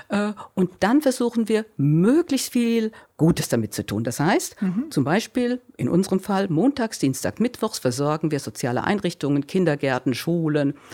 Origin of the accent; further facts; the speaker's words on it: Groß-Gerau, Hesse, Germany; ursprünglich kommen wir aus Groß-Gerau, das ist so